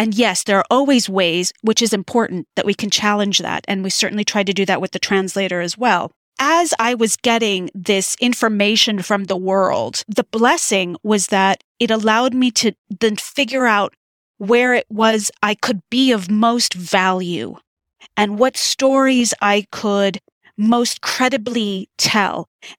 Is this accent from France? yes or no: yes; France; born there; I was born in France, Syrian American.